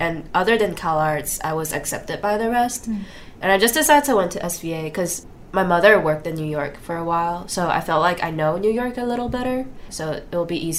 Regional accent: Taiwan; moved away as an adult; now in United States; I'm from Taiwan. When I was younger, my mother worked in the States for a little bit, so I came here with her. But I went back to Taiwan for high school

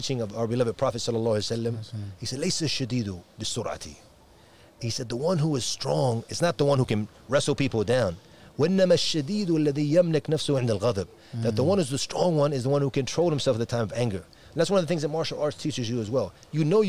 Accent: Washington D.C. area, Virginia, United States; It's in the D.C. area, Washington, D.C. area. I'm from the Virginia side of the border

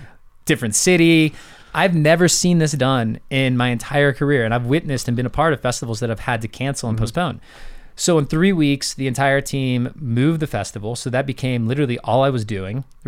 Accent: St. Petersburg, Florida, United States; I grew up in St. Pete, Florida

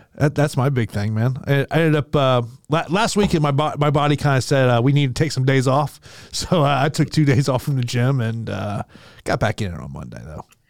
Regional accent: Florida, United States; here in my home state of Florida

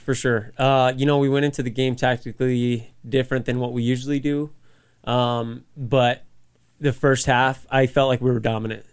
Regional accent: Las Cruces, New Mexico, United States; moved away as an adult; also born or lived in Colorado Springs; I'm from Las Cruces, like, it, it's home. New Mexico is home

